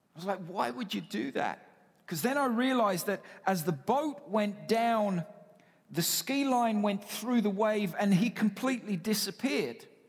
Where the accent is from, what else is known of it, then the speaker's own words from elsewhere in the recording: United Kingdom; now in Canada; I am British